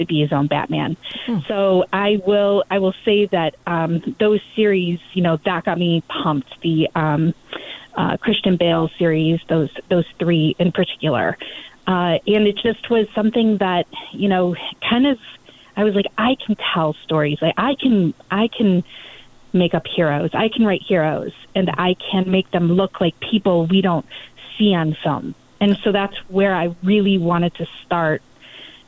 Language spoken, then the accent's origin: English; Ohio, United States; I grew up in Ohio, basically by a cornfield.